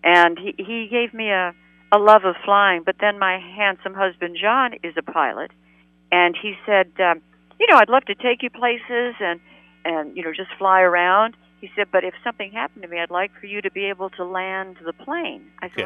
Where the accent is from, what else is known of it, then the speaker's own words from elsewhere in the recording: Beverly Hills, California, United States; also born or lived in New York; I was born in New York, and then we moved when Dad and Jerry were doing My Friend Irma Goes West, everybody moved out to California.